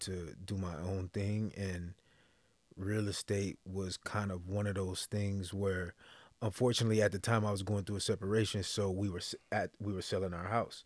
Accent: Texas, United States; moved away as an adult; originally I'm from Texas

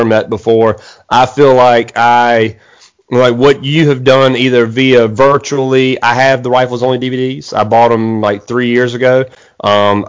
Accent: Eastern North Carolina, United States; I live in Eastern North Carolina

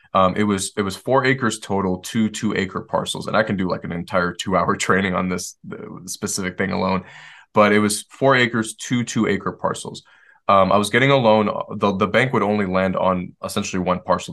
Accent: Detroit, Michigan, United States; moved away; I grew up in Detroit

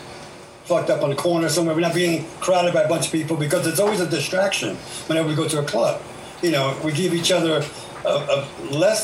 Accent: New York City, New York, United States; I'm from Brooklyn

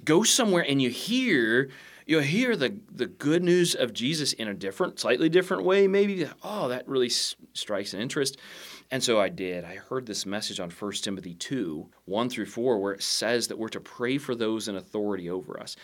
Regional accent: United States; I'm a Christian first, I'm an American second

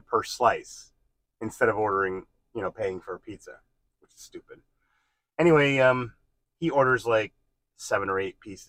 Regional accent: New Jersey, United States; moved away; I'm from New Jersey.

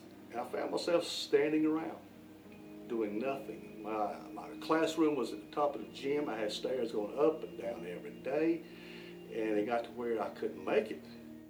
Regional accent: Norway; Oh, growing up in Norway, my dream was to be a teacher and coach at South Stanley.

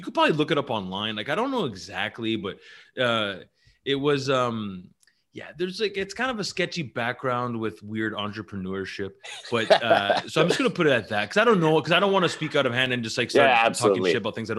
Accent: North Shore, Quebec, Canada; I grew up in North Shore

